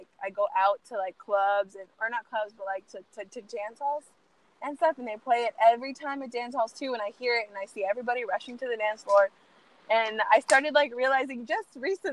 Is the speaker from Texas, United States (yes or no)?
yes; San Antonio, Texas, United States; I grew up here in San Antonio and I'm Hispanic